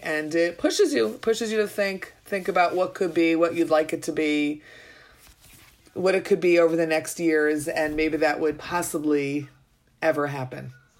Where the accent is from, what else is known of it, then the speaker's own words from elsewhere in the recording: New York, United States; now in Israel; I'm a New Yorker originally